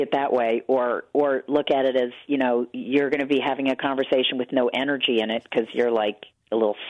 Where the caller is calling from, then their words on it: New York, United States; Sorry, I'm calling in from New York today.